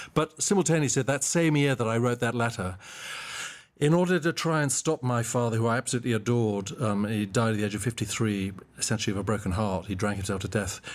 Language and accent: English; Mbabane, Hhohho, Eswatini; moved away as an adult; also born or lived in Cape Town, South Africa; I was born and raised in Mbaban, Swaziland, which has now changed its name to Eswatini